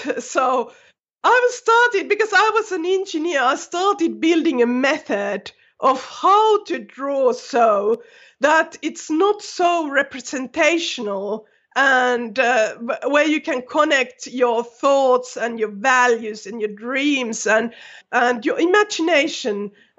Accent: Finland; first language Finnish; English is a second language; No, you know, my native language is Finnish, and I had used that a lot, so I could write quite fluently.

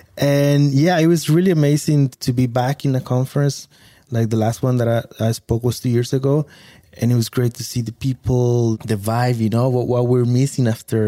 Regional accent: Villahermosa, Tabasco, Mexico; English is a second language; moved away as an adult; also born or lived in Puebla, Mexico / Italy; So I always say Tabasco, but very few people ask me more. And I say, well, I'm from Villahermosa.

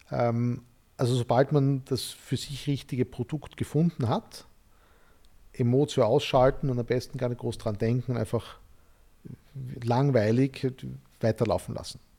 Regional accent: Graz, Styria, Austria; ich bin in Graz, in der Steiermark aufgewachsen

